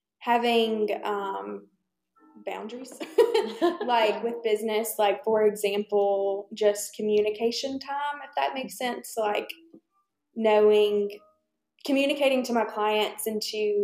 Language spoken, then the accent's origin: English; Troy, Alabama, United States; moved away as an adult; now in Birmingham, United States; I'm originally from Troy, Alabama.